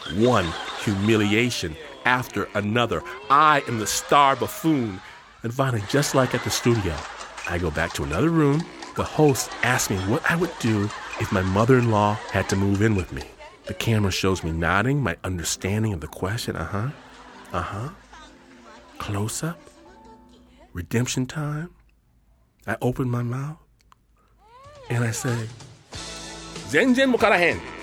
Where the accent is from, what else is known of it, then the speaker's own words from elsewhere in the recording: Detroit, Michigan, United States; now in Hikone, Japan; I'm from Detroit.